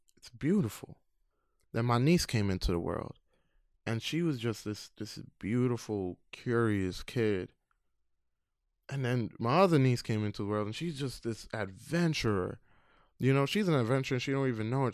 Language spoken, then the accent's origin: English; New York City, New York, United States; also born or lived in Queens; I was born in Queens, raised in Brooklyn